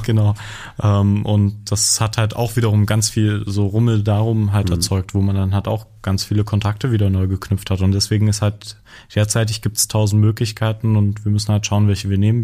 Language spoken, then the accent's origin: German; eastern Germany, Germany; bei uns im Osten